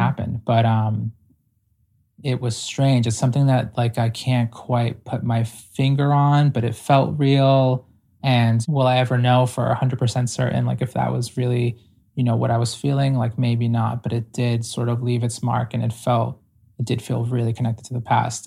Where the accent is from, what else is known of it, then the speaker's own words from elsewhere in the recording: Ecuador; moved away; I'm primarily indigenous from South America, like, I was born in Ecuador